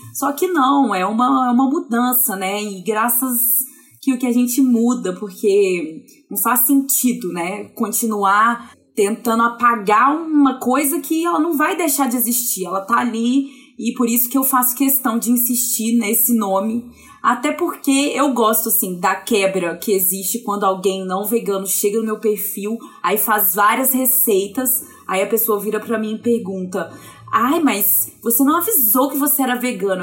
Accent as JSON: {"language": "Portuguese", "town": "Viçosa", "region": "Minas Gerais", "country": "Brazil", "tie": "born or raised there", "moved": "as an adult", "lives_now": "Belo Horizonte, Brazil", "said": "Eu sou do interior de Minas Gerais, de Viçosa, nascida, formada, criada lá. Aí eu vim para Belo Horizonte há uns 10 anos."}